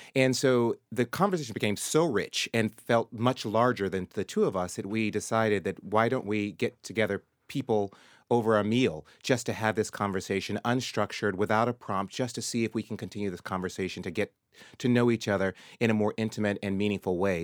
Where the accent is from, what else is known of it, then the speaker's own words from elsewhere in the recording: Murfreesboro, Tennessee, United States; moved away; my early days growing up in Tennessee